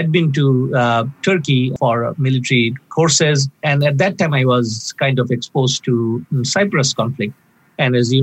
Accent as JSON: {"language": "English", "country": "Bangladesh", "tie": "born or raised there", "also_born_or_lived": "Winnipeg, Canada", "moved": "as an adult", "lives_now": "Canada", "said": "I was born in Bangladesh, passed most of my life there"}